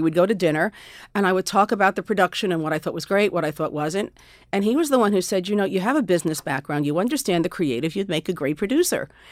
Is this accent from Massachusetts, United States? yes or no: no; Westchester, New York, United States; I grew up in Westchester.